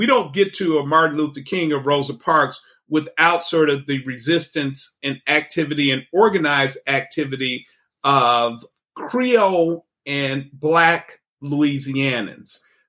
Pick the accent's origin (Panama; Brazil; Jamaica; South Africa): Panama; and I'm from Panama and I identify as Afro-Panamanian.